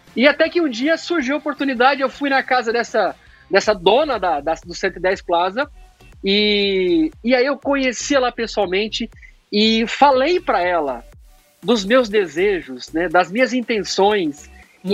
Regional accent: Uberlândia, Minas Gerais, Brazil; now in Atlanta, United States; Uberlândia, ainda foi onde eu nasci

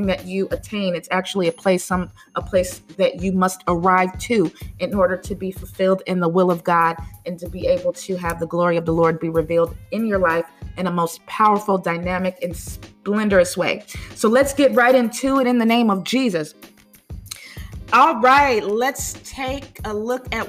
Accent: United States; as the American people

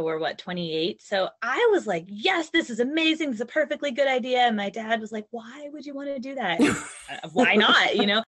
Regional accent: North Carolina, United States; moved away as an adult; also born or lived in Virginia; we moved from Virginia to North Carolina because that's where both of our families are. I grew up here

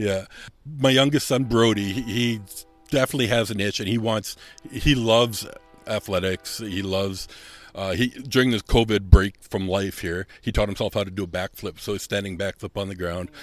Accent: Southern Manitoba, Canada; moved away as an adult; also born or lived in Germany; now in Winnipeg, Canada; I'm from Southern Manitoba

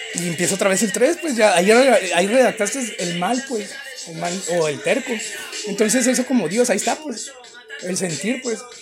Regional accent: Mexicali, Baja California, Mexico; soy de Mexicali

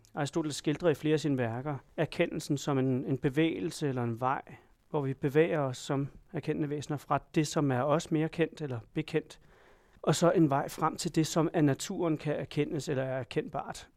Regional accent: Denmark; Jeg har sikkert nogle politiske opfattelser, som kommer af at være dansker

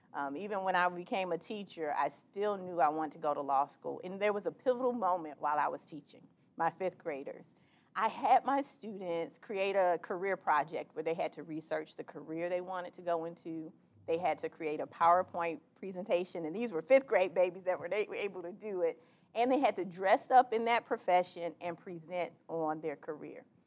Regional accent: Miami, Florida, United States; moved away as an adult; now in Jacksonville, United States; I grew up in Miami in an unincorporated area called Carroll City

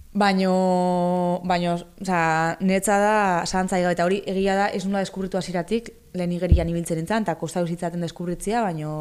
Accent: Basque Country, Spain; ni euskalduna naiz, euskalduna sentitzen naiz

